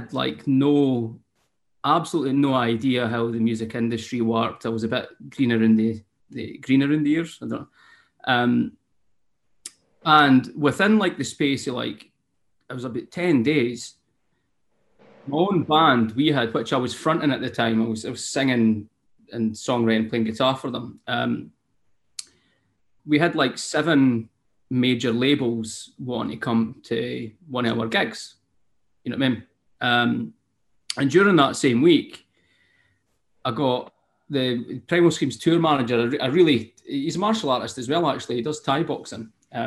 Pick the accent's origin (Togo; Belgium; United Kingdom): United Kingdom; Scotland; accent: Scottish; I'm a Scottish singer-songwriter.